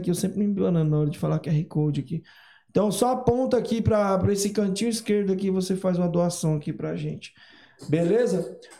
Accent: Ceará, Brazil; Como eu, sou do Ceará

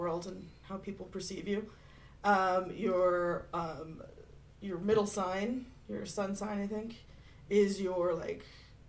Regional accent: Prince Edward Island, Canada; Like PEI, we're like, no speed limits over 90.

